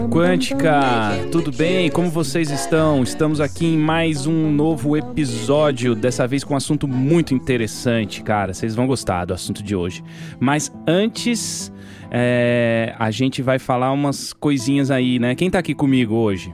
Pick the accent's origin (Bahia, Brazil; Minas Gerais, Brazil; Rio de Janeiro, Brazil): Minas Gerais, Brazil; now in São Paulo, Brazil; A gente foi criado em Minas, eu e o Daniel